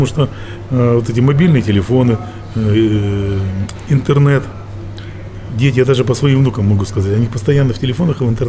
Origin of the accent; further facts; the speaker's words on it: Russia; Там было 20 коллективов, э, все американцы и мы из России.